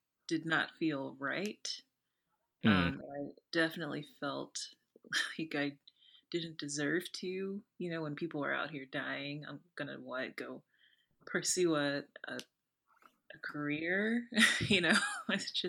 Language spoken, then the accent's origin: English; the South, United States; I'm from the South